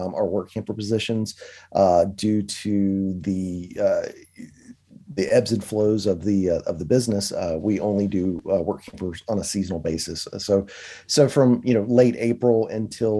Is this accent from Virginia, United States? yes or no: yes; Danville, Virginia, United States; We're from South Virginia area called Danville, right on the North Carolina line in Pennsylvania County